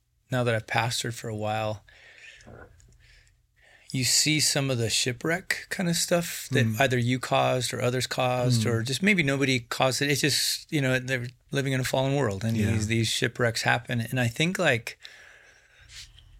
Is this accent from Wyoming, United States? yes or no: yes; Wyoming, United States; I'm from Wyoming